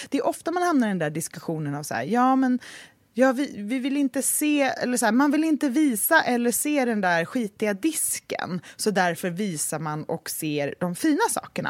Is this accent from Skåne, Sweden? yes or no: no; Gothenburg, Västra Götaland, Sweden; now in Stockholm, Sweden; min uppväxt i Göteborg